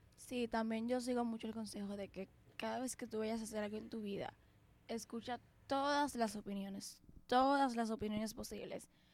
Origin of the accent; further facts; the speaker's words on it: Dominican Republic; somos dominicanas. Y aquí en República Dominicana